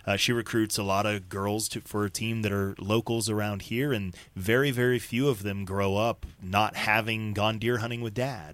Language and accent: English; Colorado, United States; moved away as an adult; also born or lived in Denver; now in Oklahoma, United States; growing up in Colorado